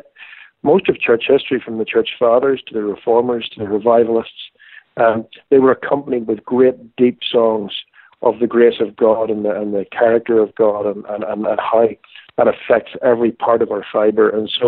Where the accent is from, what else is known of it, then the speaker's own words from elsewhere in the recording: Ireland; Well, I grew up in Ireland